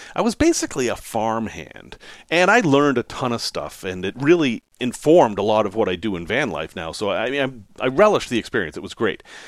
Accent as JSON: {"language": "English", "region": "New England", "country": "United States", "tie": "born or raised there", "said": "I grew up in New England."}